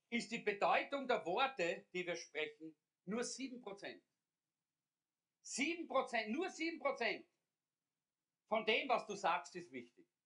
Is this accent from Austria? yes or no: yes; Austria; Sie ist aufgewachsen in Schweden, ich in Österreich.